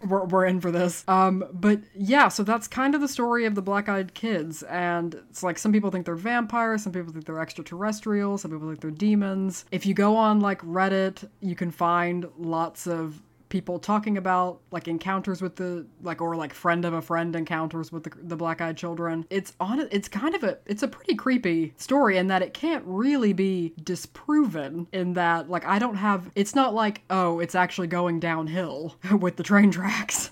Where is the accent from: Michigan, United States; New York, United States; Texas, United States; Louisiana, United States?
Texas, United States; Abilene; my hometown of Abilene, Texas